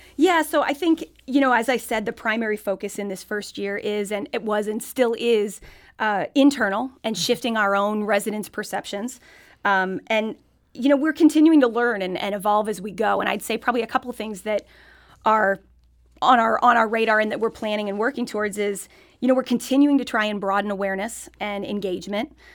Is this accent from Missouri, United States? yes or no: yes; Fenton, Missouri, United States; moved away as an adult; also born or lived in Ballwin, Missouri / Paris, France; I grew up in Fenton. My family moved to Baldwin. I went to school here.